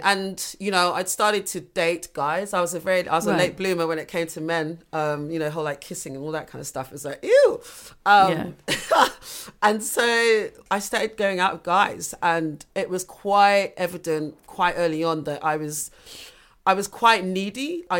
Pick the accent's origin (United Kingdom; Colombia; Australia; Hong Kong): United Kingdom; London; moved away as an adult; also born or lived in Uganda / Fiji; we were living in North London, and then parents moved to Battersea and eventually ended up in Balham.